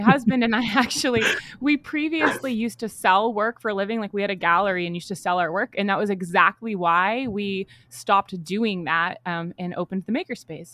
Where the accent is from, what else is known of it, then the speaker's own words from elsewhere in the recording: Massachusetts, United States; I'm from Massachusetts